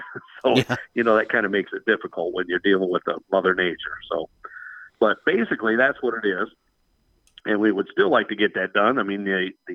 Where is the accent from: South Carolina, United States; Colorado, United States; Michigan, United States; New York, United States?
Michigan, United States; Cassopolis; I'm a guy from Cassopolis, Michigan, owns an auto value parts store